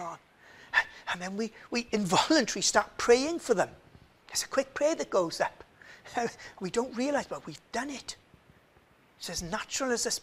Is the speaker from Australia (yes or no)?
no; Swansea, Wales, United Kingdom; moved away as an adult; now in Cardiff, United Kingdom; I'm from Swansea.